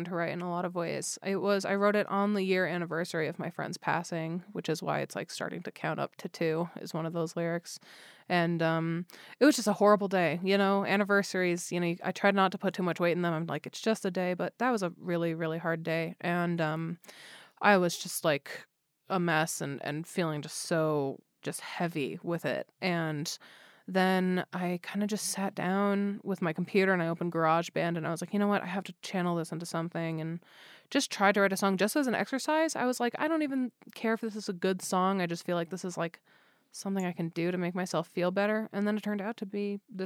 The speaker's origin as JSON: {"language": "English", "region": "Connecticut", "country": "United States", "tie": "born or raised there", "also_born_or_lived": "New York", "said": "I grew up in Connecticut where it's like the New York Times is your main newspaper"}